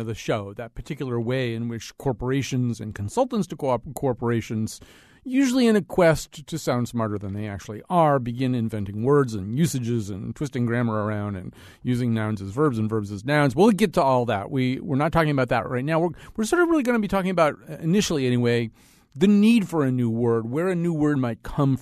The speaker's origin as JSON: {"language": "English", "town": "Hartford", "region": "Connecticut", "country": "United States", "said": "I'm from Hartford"}